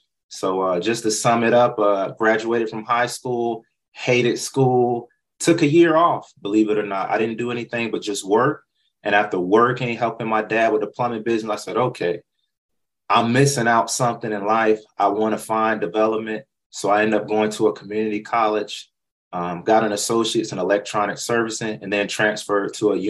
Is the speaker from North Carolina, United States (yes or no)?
yes; North Carolina, United States; And I love North Carolina. That's where I was born and raised.